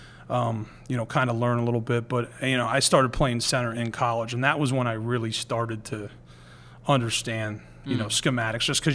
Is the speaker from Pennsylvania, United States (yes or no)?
yes; near Millersville, Pennsylvania, United States; growing up near Millersville